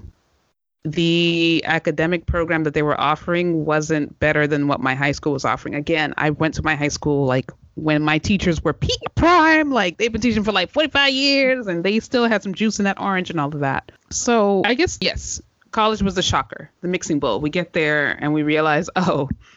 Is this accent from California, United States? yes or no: no; Washington, District of Columbia, United States; I'm from Chocolate City. Like, I'm from the D.C. area.